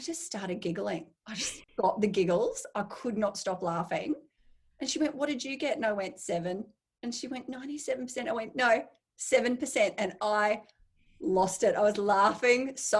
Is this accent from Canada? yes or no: no; Brisbane, Queensland, Australia; I grew up in Brisbane